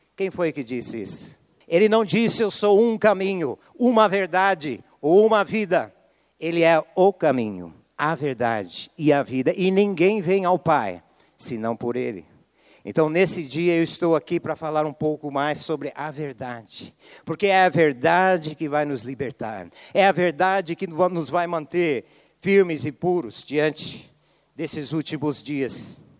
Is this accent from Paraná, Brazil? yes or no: yes; Apucarana, Paraná, Brazil; moved away; Cresci aqui no norte do Paraná, me considero o pé vermelho